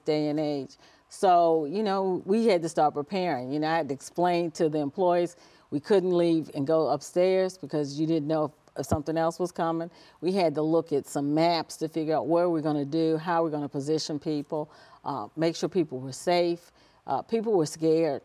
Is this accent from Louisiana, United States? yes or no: no; Washington, District of Columbia, United States; also born or lived in Heidelberg, Germany; grew up in the Washington, D C area, uh, went to school there, graduated from high school